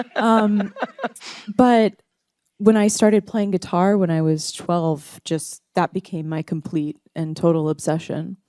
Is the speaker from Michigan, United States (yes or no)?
no; Dallas, Texas, United States; born or raised there; also born or lived in Tulsa, Oklahoma